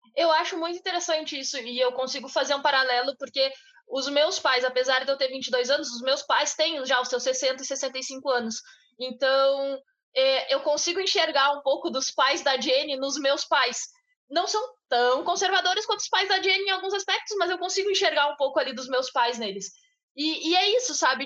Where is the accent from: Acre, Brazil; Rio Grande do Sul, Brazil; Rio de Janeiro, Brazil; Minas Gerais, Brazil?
Rio Grande do Sul, Brazil; Bagé; A gente vem de uma cidade pequena, a gente vem de Bagé